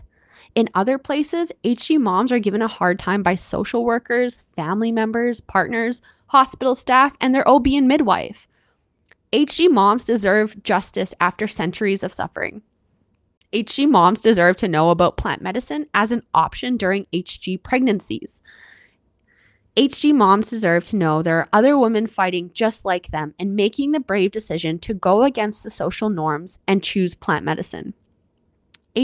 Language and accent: English; Canada; I'm your Canadian host